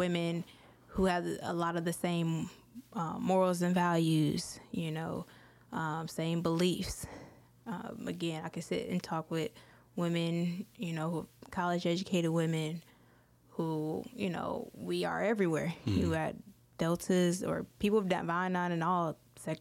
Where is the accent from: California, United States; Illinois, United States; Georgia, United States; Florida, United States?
Illinois, United States; outside of Chicago; also born or lived in Detroit, Michigan; now in Baton Rouge, United States; grew up outside of Chicago